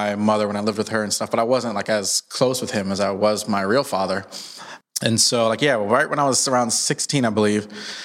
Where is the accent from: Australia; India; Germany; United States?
United States; New Jersey; also born or lived in Maryland; I grew up in New Jersey. I'm an East Coast boy. Grew up in Jersey / Maryland